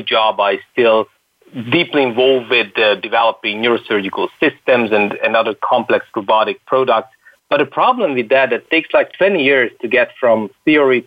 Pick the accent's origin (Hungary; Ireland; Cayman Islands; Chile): Hungary; I come from Hungary, a remote country, far out in Europe.